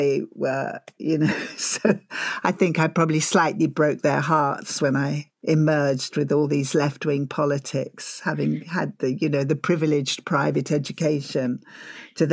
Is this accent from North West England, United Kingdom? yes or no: no; Essex, East of England, United Kingdom; I'm from Essex